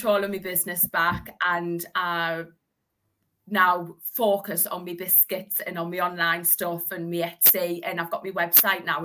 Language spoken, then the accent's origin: English; Hartlepool, North East England, United Kingdom; I'm from the Northeast. I'm from Hartlepool.